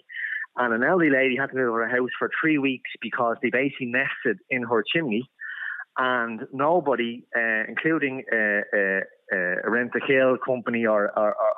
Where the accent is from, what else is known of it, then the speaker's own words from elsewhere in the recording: Dublin, Leinster, Ireland; I grew up in Finglas all my life. I now live very close